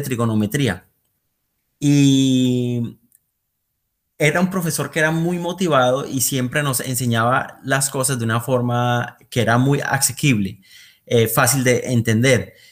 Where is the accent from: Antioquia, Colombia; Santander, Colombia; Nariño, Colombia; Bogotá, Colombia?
Santander, Colombia; Bucaramanga; moved away as an adult; also born or lived in Aguachica, Cesar, Colombia / Netherlands; now in Eindhoven, Netherlands; mi familia se ha mudado bastante en Colombia. nosotros nacimos allí en Aguachica, pero luego mi familia se mudó para Bucaramanga de hecho, yo allí estudié eh, bastante tiempo, hasta noveno grado, y de ahí volví a Aguachica por dos años y terminé allí mi bachillerato.